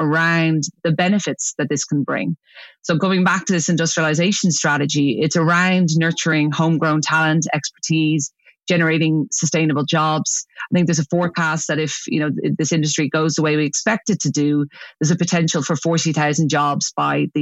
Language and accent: English; Ireland; moved away as an adult; also born or lived in United Kingdom; I came back to Ireland. You know, I was working in the UK for 10 years. Obviously, I'm Irish